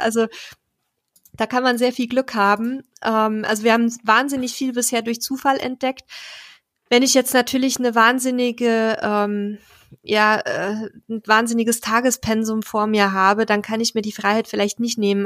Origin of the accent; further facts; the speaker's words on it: Donau-Ries, Bavaria, Germany; moved away; uns niedergelassen haben in meiner alten Heimat